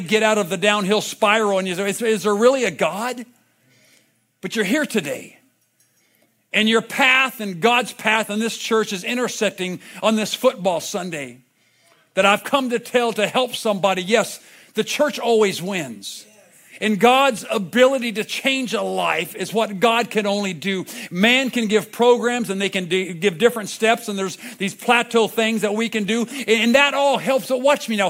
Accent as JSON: {"language": "English", "town": "Vista", "region": "California", "country": "United States", "tie": "born or raised there", "said": "grew up in Vista just down the road"}